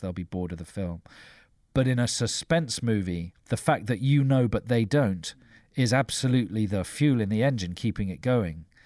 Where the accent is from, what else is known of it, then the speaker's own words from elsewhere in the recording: London, United Kingdom; growing up in South London